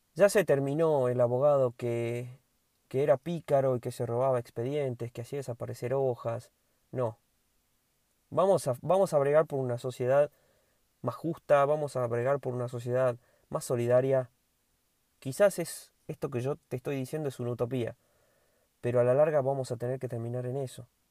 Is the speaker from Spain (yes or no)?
no; Argentina